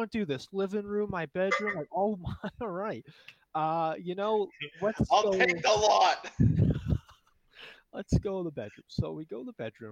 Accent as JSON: {"language": "English", "region": "New Hampshire", "country": "United States", "said": "I'm from New Hampshire"}